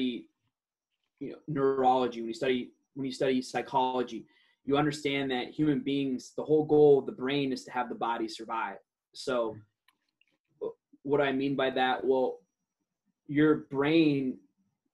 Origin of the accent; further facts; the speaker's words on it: Detroit, Michigan, United States; first language Aramaic; English is a second language; also born or lived in Iraq; now in San Diego, United States; I grew up in Detroit, and now I reside in sunny San Diego